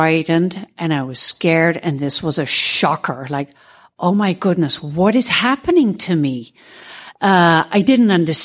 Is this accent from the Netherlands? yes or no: yes; Netherlands; I'm from Holland